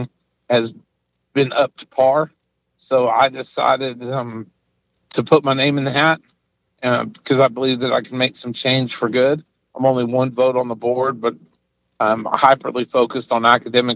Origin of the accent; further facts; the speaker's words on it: Midland, Texas, United States; I was raised and educated in Midland